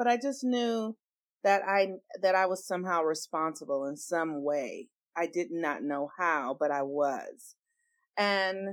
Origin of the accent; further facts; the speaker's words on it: Los Angeles, California, United States; I grew up in, I was born in the States in Los Angeles, California